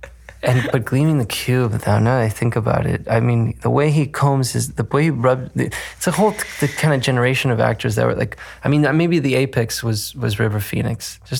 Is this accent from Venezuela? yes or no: yes; Caracas, Capital District, Venezuela; I grew up in Caracas, Venezuela